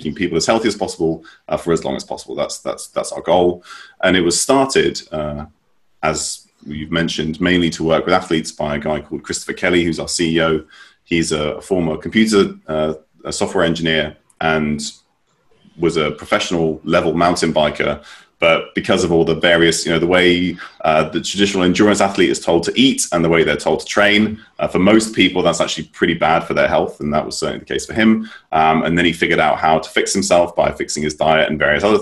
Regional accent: United Kingdom; moved away as an adult; also born or lived in United States / Norway / London; I was raised in the United Kingdom, mainly

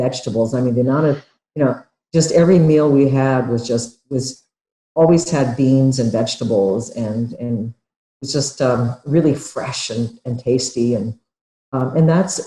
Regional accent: Japan; now in United States; I was growing up in Japan back in the 1950s and 60s

